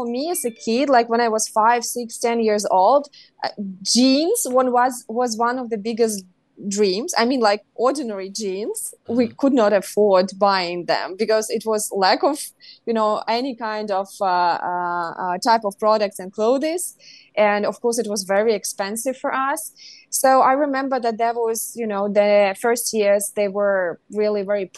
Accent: Kherson, Kherson Oblast, Ukraine; my hometown, Kherson

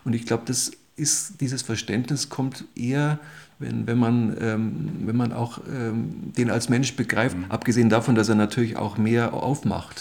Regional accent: Munich, Bavaria, Germany; Ich bin gebürtiger Münchner, mehr oder weniger um, aufgewachsen, im und, um und in und um München

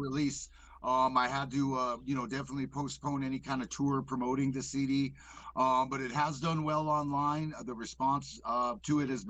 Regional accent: Pacific Northwest, United States; also born or lived in White Earth Nation, Minnesota; now in Southern Oregon, United States; I kind of grew up in the Pacific Northwest, you know, a little bit during my high school years

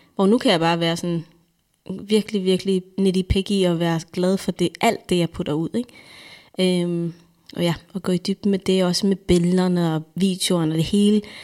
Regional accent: Denmark; jeg kommer her som dansker

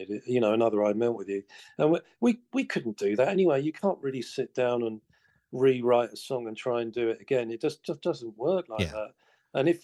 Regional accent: Colchester, East of England, United Kingdom; in England, in my hometown of Colchester

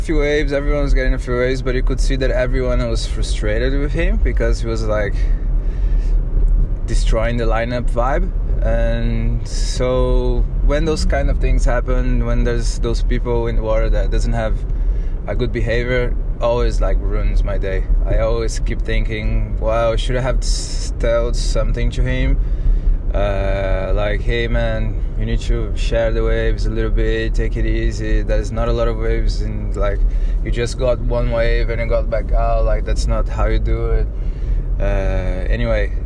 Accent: Brazil; English is a second language; now in Byron Bay, Australia; I'm originally from Brazil, but I live in Byron Bay in Australia. And first of all, sorry about my broken English

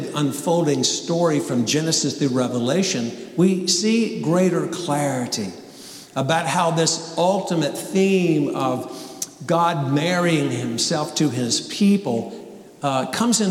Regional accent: North Carolina, United States; growing up as a child in North Carolina

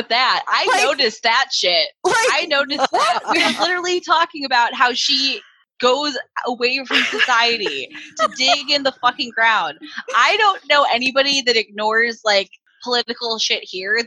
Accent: United States; we're American

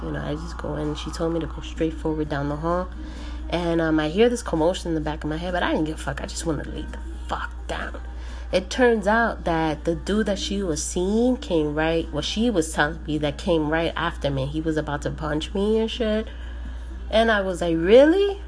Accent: New Jersey, United States; I'm fucking Puerto Rican, but I was born and raised in New Jersey

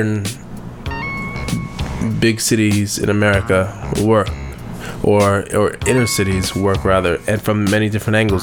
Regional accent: Maryland, United States; I grew up in Maryland

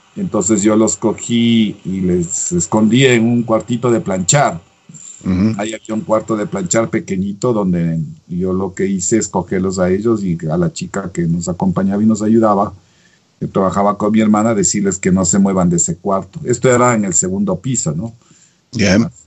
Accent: Ecuador; en mi país puedo hacer la, la rehabilitación en el Ecuador

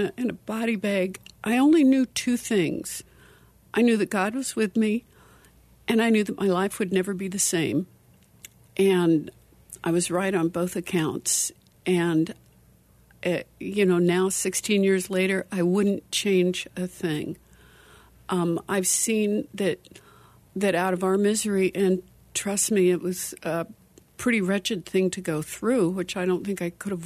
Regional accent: Iowa, United States; now in Phoenix, United States; I'm also from Iowa, and I moved out here

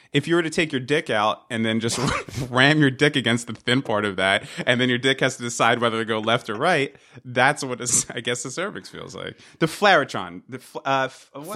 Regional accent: United States; we're from the United States

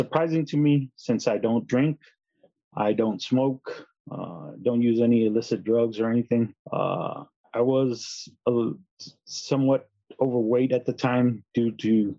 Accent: San Antonio, Texas, United States; I was born and raised in San Antonio

